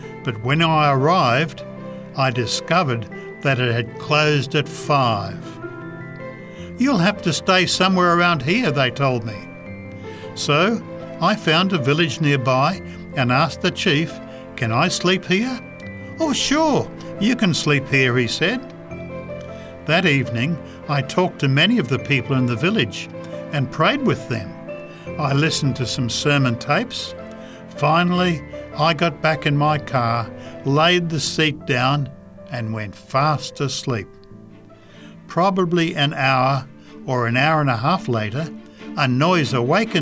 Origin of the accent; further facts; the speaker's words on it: United States; moved away as an adult; now in Democratic Republic of the Congo; I'm an American.